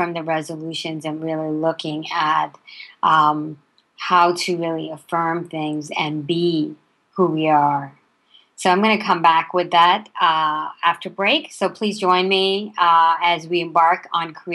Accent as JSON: {"language": "English", "country": "India", "tie": "born or raised there", "moved": "yes", "lives_now": "United States", "said": "I was raised in India and initially and through my early years. And then when I came to the U.S."}